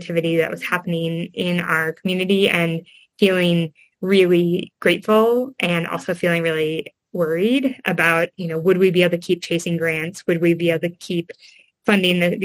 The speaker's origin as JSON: {"language": "English", "town": "Eau Claire", "region": "Wisconsin", "country": "United States", "tie": "born or raised there", "said": "I grew up in Wisconsin and I grew up in a forest. My house was, I think, kind of considered to be in the suburbs of Eau Claire, Wisconsin"}